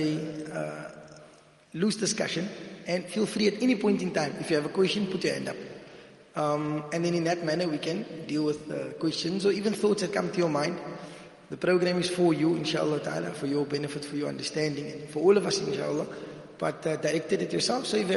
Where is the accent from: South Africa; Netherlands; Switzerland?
South Africa; Cape Town, Western Cape; I'm from Cape Town